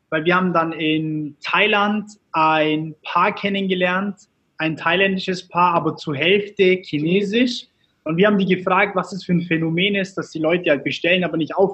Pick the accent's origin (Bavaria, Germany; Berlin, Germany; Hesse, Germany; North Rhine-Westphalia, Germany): Bavaria, Germany; Augsburg; Also wir kommen so aus Augsburg.